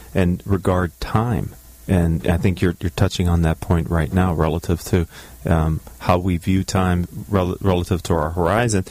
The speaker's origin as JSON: {"language": "English", "country": "United States", "tie": "born or raised there", "said": "growing up in the United States"}